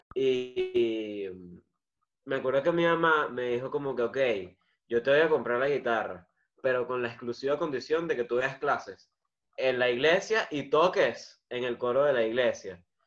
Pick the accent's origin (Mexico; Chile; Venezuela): Venezuela; yo soy venezolano